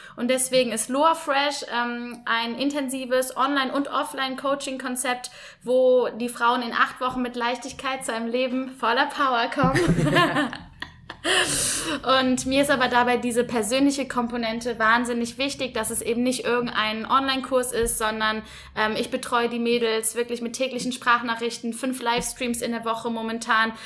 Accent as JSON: {"language": "German", "town": "Cologne", "region": "North Rhine-Westphalia", "country": "Germany", "tie": "born or raised there", "said": "komme eigentlich gebürtig aus Köln"}